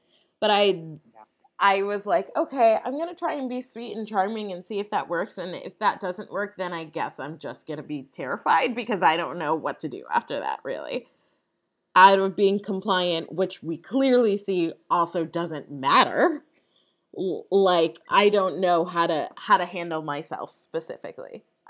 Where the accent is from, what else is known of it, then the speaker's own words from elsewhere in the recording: Long Island, New York, United States; I grew up on Long Island